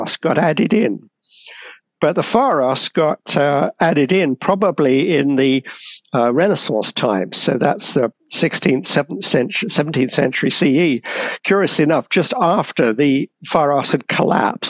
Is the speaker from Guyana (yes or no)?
no; United Kingdom; I was born in Britain, and my father was a curator at the British Museum